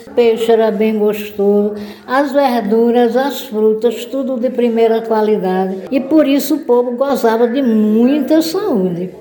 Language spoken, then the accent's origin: Portuguese; Remanso, Bahia, Brazil; now in Nova Remanso, Brazil; Vim de Remanso Velho, nasci e me criei lá